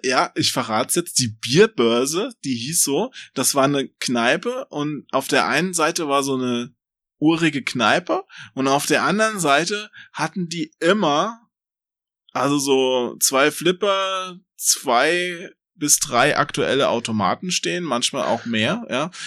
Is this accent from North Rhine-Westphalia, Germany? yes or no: no; Limburg an der Lahn, Hesse, Germany; bei uns in Limburg